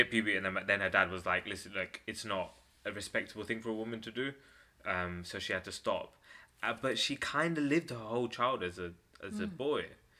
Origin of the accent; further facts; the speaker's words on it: Ilford, London, United Kingdom; Ilford, Essex.